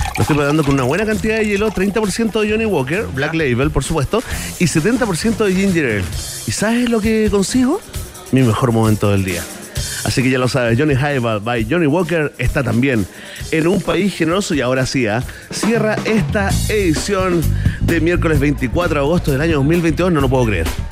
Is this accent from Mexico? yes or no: no; Chile; lo que somos los chilenos